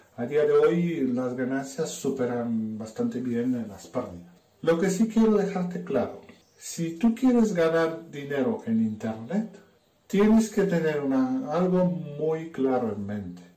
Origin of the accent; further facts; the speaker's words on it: Romania; Spanish is a second language; moved away as an adult; now in Spain; soy rumano. Y he venido a España hace unos cuantos añitos. Todavía me notarás el acento